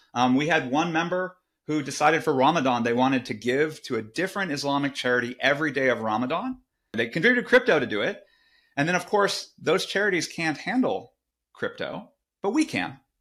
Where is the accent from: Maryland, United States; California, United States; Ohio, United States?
California, United States; Silicon Valley; I grew up in Silicon Valley